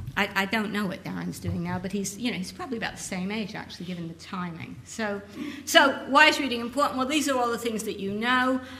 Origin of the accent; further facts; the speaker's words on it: United States; I'm American, but my, my grandparents are English